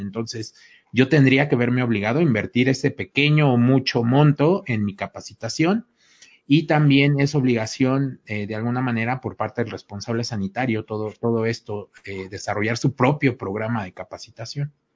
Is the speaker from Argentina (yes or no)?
no; Mexico; como buenos mexicanos